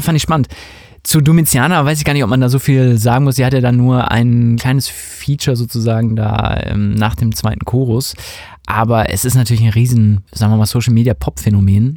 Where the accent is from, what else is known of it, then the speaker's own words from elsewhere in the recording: Hamburg, Germany; Wir kommen ja auch aus Hamburg